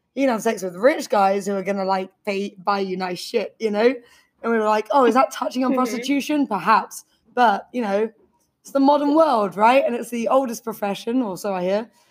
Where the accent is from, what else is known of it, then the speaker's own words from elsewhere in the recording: London, United Kingdom; now in Beijing, China; I'm from London